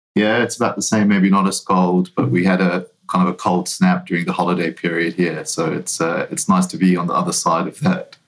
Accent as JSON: {"language": "English", "country": "New Zealand", "tie": "born or raised there", "moved": "yes", "lives_now": "United States", "said": "I'm not originally from the US. I'm, uh, I grew up in New Zealand"}